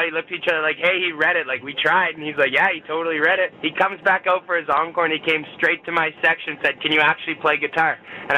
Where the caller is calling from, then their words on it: St. Albert, Alberta, Canada; So I'm in a town called St. Albert, and it's just outside Edmonton, Alberta.